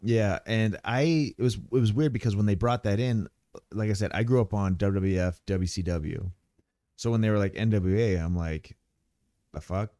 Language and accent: English; Ramona, California, United States; I'm from Ramona, Calif-, you know, Ramona. It's, uh, San Diego County